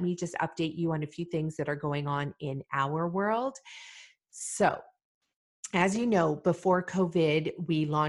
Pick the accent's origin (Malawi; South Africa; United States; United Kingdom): Malawi; now in Canada; I was born in Malawi, Africa.